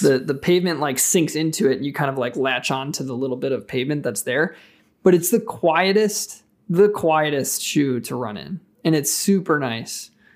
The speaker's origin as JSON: {"language": "English", "region": "Wisconsin", "country": "United States", "said": "I'm from Wisconsin"}